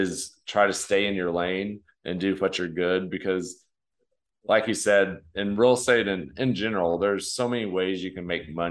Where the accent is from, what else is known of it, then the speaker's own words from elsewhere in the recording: West Texas, United States; I grew up in West Texas